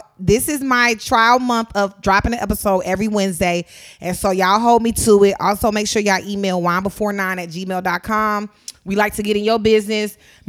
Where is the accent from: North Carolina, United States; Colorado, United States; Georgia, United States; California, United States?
Georgia, United States; Atlanta; if I say I'm from Atlanta, people are like, oh, you're from Atlanta